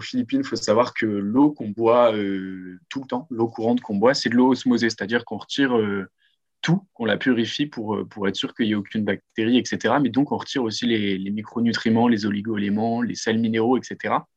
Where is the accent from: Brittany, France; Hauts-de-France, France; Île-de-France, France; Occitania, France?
Hauts-de-France, France; Lille; j'ai 24 ans et je suis lillois